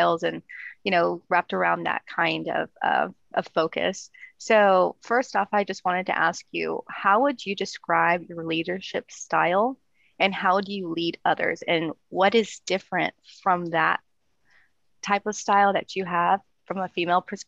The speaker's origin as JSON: {"language": "English", "region": "Texas", "country": "United States", "said": "I'm originally from Texas"}